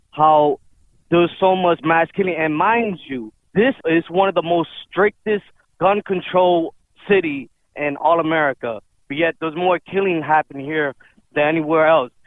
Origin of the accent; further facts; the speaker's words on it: Chicago, Illinois, United States; I was born and raised in Chicago my whole life